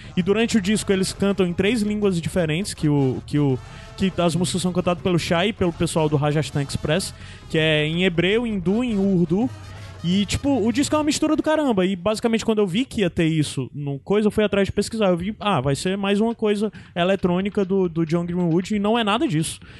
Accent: Brazil; A gente é brasileiro, a gente tem as raízes africanas

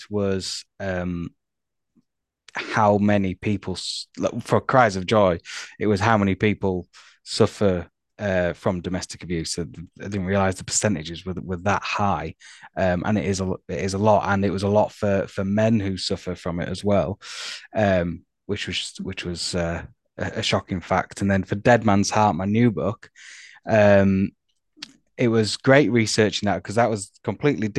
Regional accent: Harrogate, Yorkshire and the Humber, United Kingdom; I'm from Harrogate in North Yorkshire

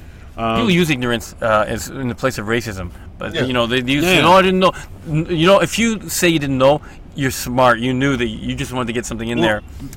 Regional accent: Toronto, Ontario, Canada; I'm Italian, and Canadian. Like, even though I was born here, I got Italian roots, and we're able to keep it here.

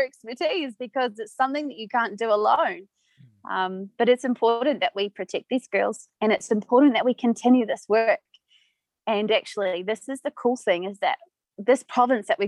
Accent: New Zealand; moved away as an adult; now in Pemba, Mozambique; I'm from New Zealand

